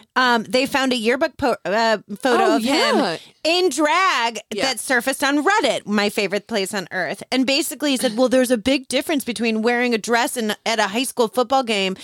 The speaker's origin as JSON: {"language": "English", "town": "Chicago", "region": "Illinois", "country": "United States", "said": "And I'm from Chicago."}